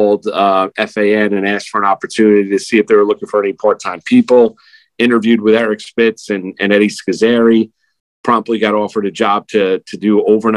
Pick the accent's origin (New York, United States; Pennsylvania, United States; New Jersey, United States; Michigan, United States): New York, United States; Rockland County; also born or lived in Jackson Heights, Queens, New York; I grew up in Rockland County. I was born in Jackson Heights, Queens